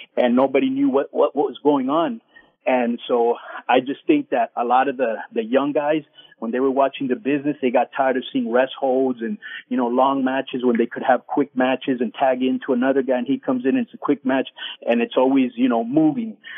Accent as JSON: {"language": "English", "town": "Miami", "region": "Florida", "country": "United States", "said": "I'm from Miami"}